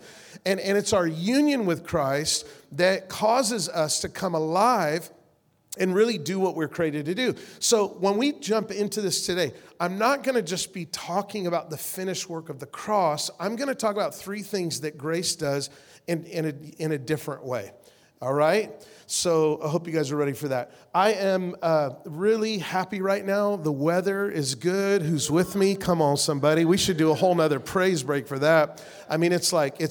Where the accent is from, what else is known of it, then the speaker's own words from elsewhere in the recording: Las Vegas, Nevada, United States; we're from the West Coast, Las Vegas.